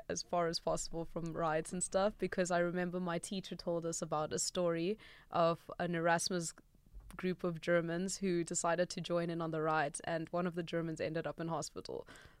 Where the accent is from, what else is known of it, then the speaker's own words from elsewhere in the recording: South Africa; Yeah, no, being from South Africa, you try to avoid danger at all costs.